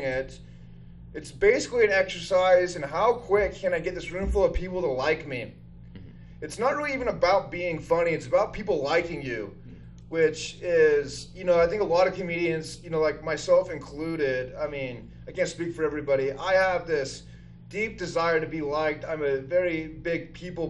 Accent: Utah, United States; moved away as an adult; also born or lived in Seattle; I grew up in Utah, one of the most conservative places in the world, and then went to school in Seattle for 10 years

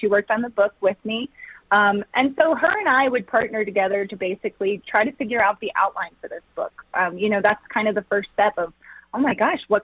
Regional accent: Loudoun County, D.C., Virginia, United States; moved away as an adult; now in Colorado, United States; I grew up right outside of Washington, D.C., in Loudoun County.

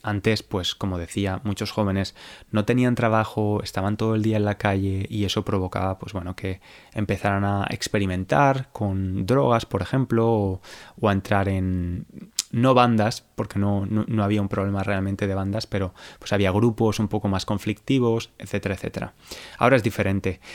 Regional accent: Valencia, Valencian Community, Spain; una gran ciudad como era Valencia, que es la ciudad donde yo nací

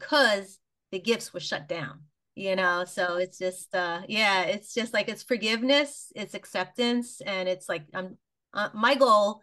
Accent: New York City, New York, United States; I grew up in Queens, New York, which was a suburban community, nice little neighborhood

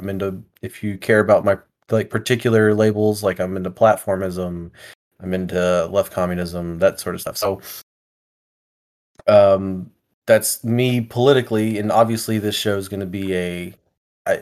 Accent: Houston, Texas, United States; now in Augusta, United States; Originally I'm from Texas, from the Houston area, but I moved over here because this is my wife's hometown

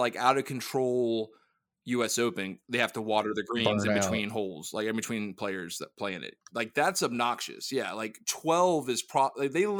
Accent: Saudi Arabia; born there; Well, technically I was born in Saudi Arabia.

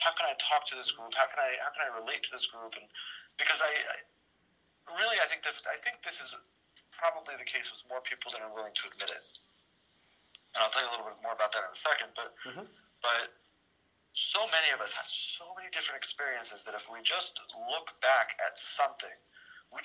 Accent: Baltimore, Maryland, United States; I grew up in Baltimore

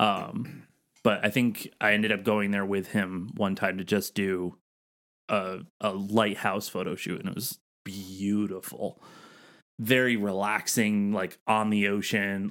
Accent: Northeast, United States; I'm from the Northeast

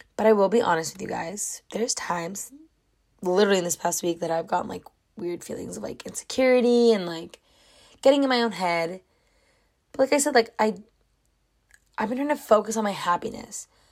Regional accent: California, United States; I was born in California. I love it here.

